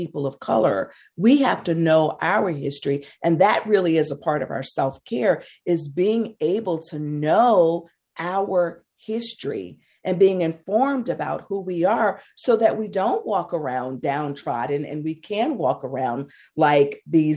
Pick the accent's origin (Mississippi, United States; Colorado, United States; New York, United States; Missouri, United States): Mississippi, United States; I grew up in Mississippi